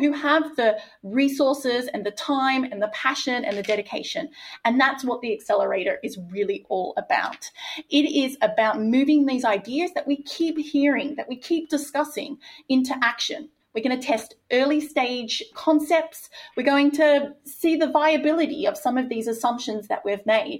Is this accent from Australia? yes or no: yes; Australia; my home country of Australia